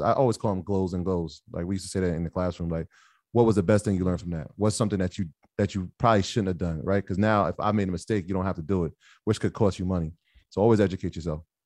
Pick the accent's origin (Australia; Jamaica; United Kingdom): Jamaica; I'm, I'm Jamaican